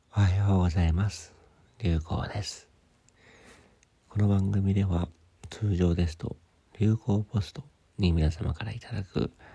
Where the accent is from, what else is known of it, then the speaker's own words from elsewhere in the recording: Sapporo, Hokkaido, Japan; moved away; 札幌の私の実家に帰ってきておりまして